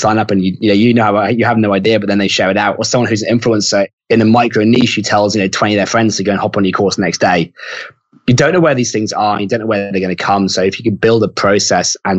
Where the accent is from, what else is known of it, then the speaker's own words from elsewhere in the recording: United Kingdom; now in Australia; I'm British and I'm in Australia